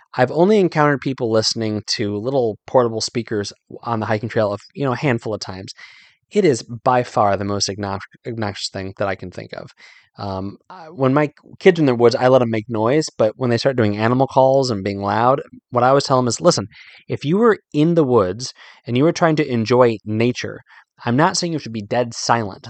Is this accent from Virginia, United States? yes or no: yes; Northern Virginia, United States; moved away as an adult; also born or lived in Carlisle, Pennsylvania; I grew up living in Northern Virginia